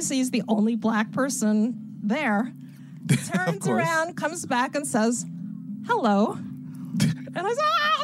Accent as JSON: {"language": "English", "town": "Cleveland", "region": "Ohio", "country": "United States", "also_born_or_lived": "Tokyo, Japan", "moved": "as an adult", "said": "I'm from Cleveland"}